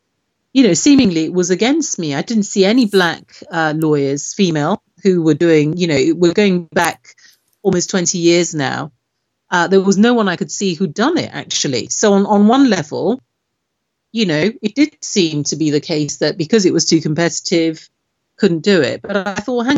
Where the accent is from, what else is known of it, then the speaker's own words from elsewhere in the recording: Nigeria; now in United Kingdom; I'm originally from Nigeria